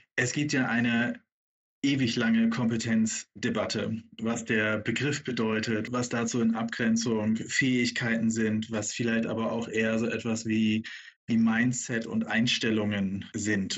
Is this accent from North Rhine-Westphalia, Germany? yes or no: no; Bremen, Germany; als gebürtiger Bremer